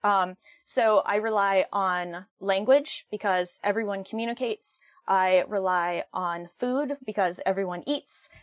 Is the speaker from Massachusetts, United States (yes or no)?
yes; Western Massachusetts, United States; I am from Western Massachusetts.